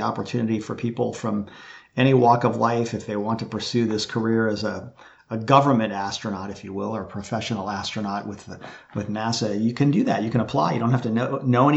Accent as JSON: {"language": "English", "town": "Baltimore", "region": "Maryland", "country": "United States", "tie": "born or raised there", "said": "I was growing up in Baltimore, Maryland"}